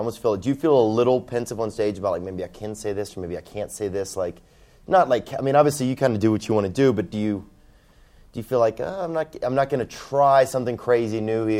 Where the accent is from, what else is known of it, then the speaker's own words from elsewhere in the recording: the South, United States; I'm from the South